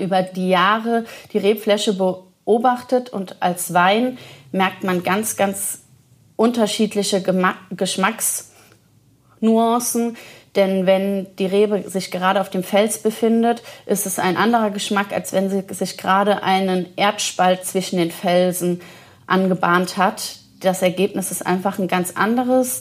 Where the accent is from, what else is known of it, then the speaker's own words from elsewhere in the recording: Leutesdorf, Rhineland-Palatinate, Germany; in meinem Heimatort Leutesdorf, Ortsweinkönigin